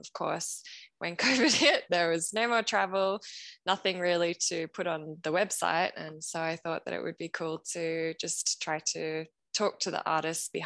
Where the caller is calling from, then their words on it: Melbourne, Victoria, Australia; From Melbourne.